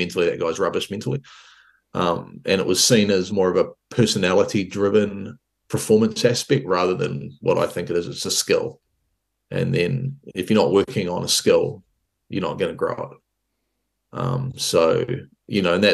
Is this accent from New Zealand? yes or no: yes; Hawke's Bay, New Zealand; In the region I lived in, were a lot of good athletes. So I come from Hawke's Bay